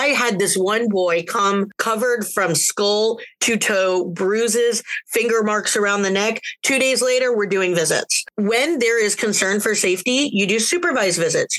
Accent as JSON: {"language": "English", "town": "Sarasota", "region": "Florida", "country": "United States", "tie": "born or raised there", "said": "I'm from Sarasota. I grew up there. I moved there when I was in like fifth grade and lived there until I went to college"}